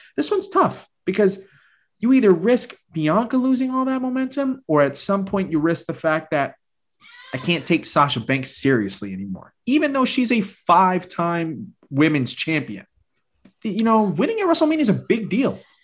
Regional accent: Puerto Rico; I'm from Puerto Rico

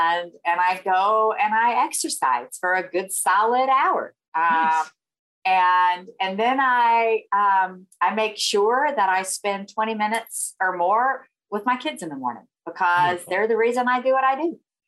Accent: the South, United States; accent: Southern; where are you from? You know, obviously I have a Southern accent.

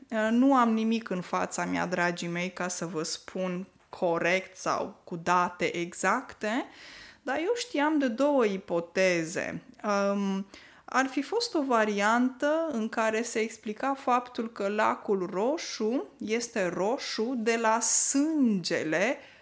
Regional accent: Moldavia, Neamț County, Romania; now in Norway; în Neamț, de unde sunt eu deloc

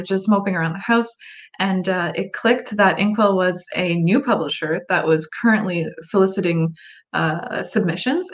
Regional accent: Canada; I am a Canadian author, so just across the border. And yes, it is a little bit colder up here in Canada.

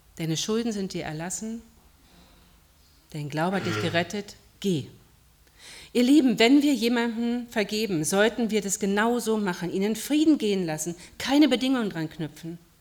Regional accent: Berlin, Germany; moved away; Ich habe in meiner Heimatgemeinde in Berlin mal die, eine Fußwaschung miterlebt.

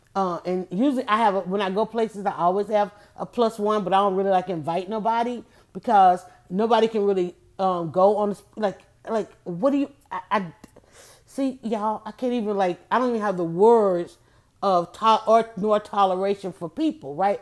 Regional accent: United States; being African American in America

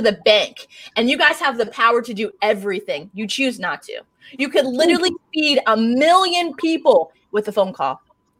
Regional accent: Fort Drum, New York, United States; born there; I was born in Governor Fort Drum. It is a lot of military people know where that is because they call it the hell.

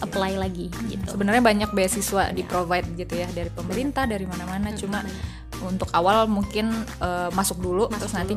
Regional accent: Tasikmalaya, West Java, Indonesia; now in Thailand; Saya dari Tasikmalaya, Jawa Barat, Indonesia.

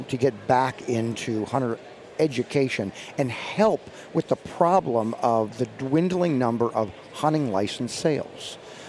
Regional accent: Virginia, United States; in my home state, Virginia, I lease a bunch of property and grew up there and farm

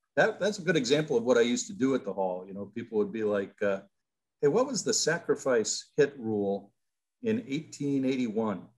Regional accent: Peoria, Illinois, United States; moved away as an adult; also born or lived in Iowa; I grew up in Peoria, Illinois, as a Chicago Cubs fan

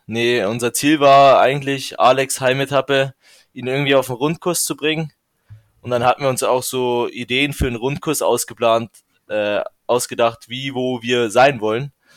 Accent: Regensburg, Bavaria, Germany; ich komme aus Regensburg, dem höchsten Punkt der Donau

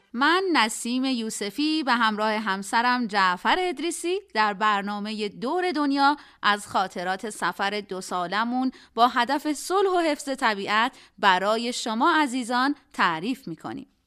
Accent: Iran; ما هم جواب دادیم ایرانی

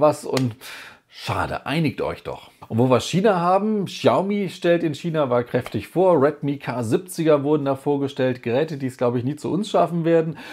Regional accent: Germany; bei uns in Deutschland

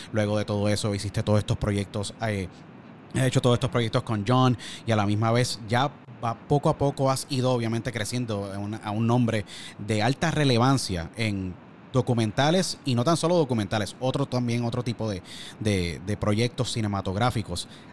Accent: Puerto Rico; now in Pennsylvania, United States; Yo nací y me crié en Puerto Rico y por circunstancias de nuestro país tuve que emigrar

